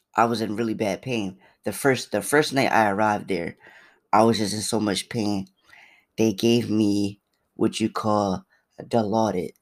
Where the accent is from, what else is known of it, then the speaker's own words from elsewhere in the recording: Philadelphia, Pennsylvania, United States; I'm from Philly